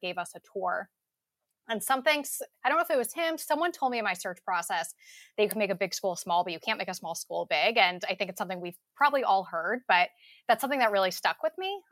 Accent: New Jersey, United States; I also from, am from out of state. I'm from New Jersey

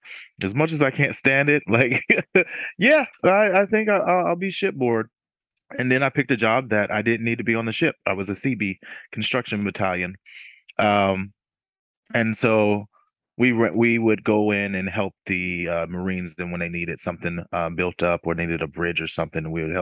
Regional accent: Newburgh, New York, United States; born there; also born or lived in Washington State / Germany; Yeah, I was born in Newburgh, New York, upstate New York. Military brat, moved around a little bit from Washington State and then in Germany for 7 years.

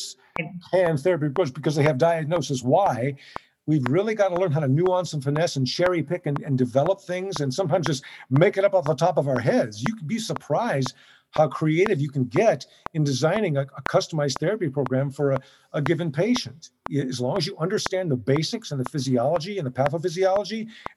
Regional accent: Southern California, United States; I'm born and raised in Southern California.

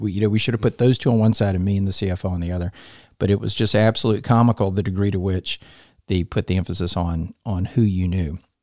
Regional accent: Columbia, South Carolina, United States; also born or lived in Atlanta, Georgia; I grew up here in Columbia.

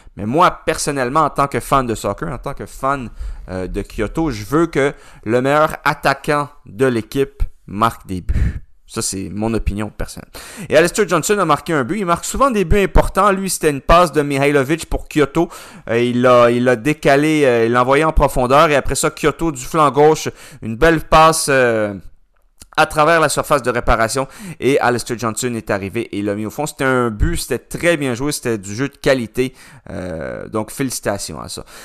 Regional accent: Montreal, Quebec, Canada; je suis montréalais aussi.

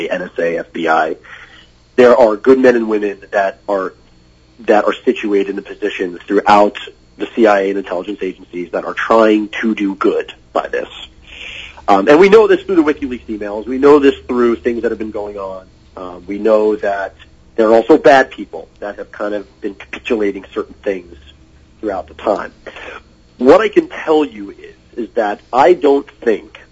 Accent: United States; as an American

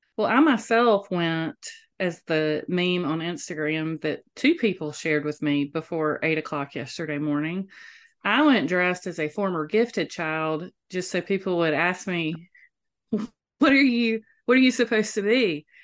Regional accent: Moultrie, Georgia, United States; moved away; Growing up in Moultrie, that was not necessary 'cause everybody in Moultrie knows how to sing

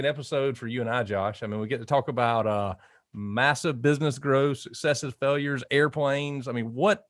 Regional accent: Georgia, United States; So I grew up in South Georgia, and I don't even think I saw a parking garage selling to college.

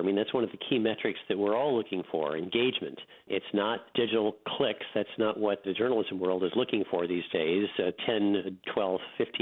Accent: South Dakota, United States; moved away; when I was a kid growing up in South Dakota

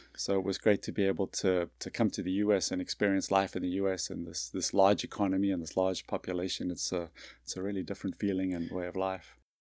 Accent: South Africa; moved away as an adult; also born or lived in North Carolina / New York City / Boston / Long Island, New York; now in Birmingham, United States; I grew up in South Africa

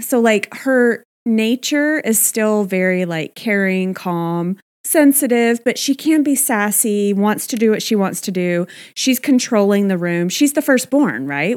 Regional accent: Texas, United States; my home state of Texas

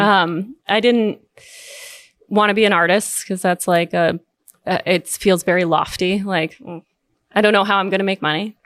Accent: Southwest Harbor, Maine, United States; I grew up in Southwest Harbor, Maine

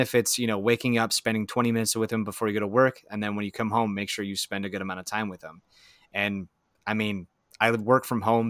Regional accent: central Wisconsin, United States; I'm from central Wisconsin in the United States of America

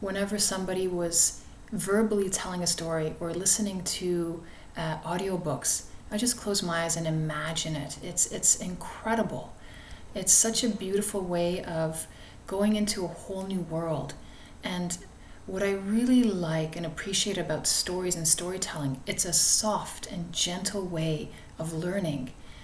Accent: Toronto, Ontario, Canada; I grew up in Flemington Park in Toronto

